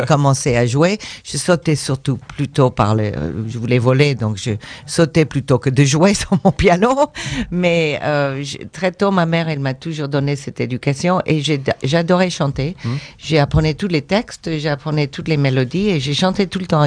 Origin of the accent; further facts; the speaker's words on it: United States; moved away; also born or lived in Mexico; je suis américaine